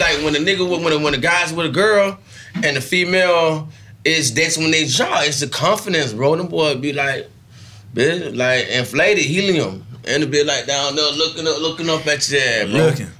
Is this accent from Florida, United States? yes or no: yes; Naples, Florida, United States; moved away; I'm from Naples.